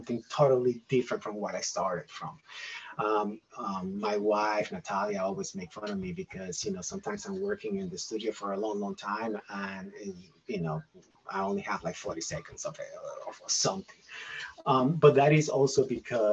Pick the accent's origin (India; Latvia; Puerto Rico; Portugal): Puerto Rico; also born or lived in Asheville, North Carolina; now in Candler, United States; I grew up in Puerto Rico